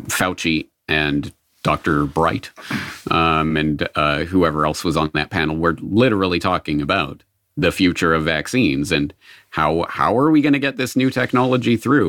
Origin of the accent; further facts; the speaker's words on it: Canada; being born in Canada, I was from birth, uh, steeped in the quasi-socialist, mostly socialist kind of ethos of Canada.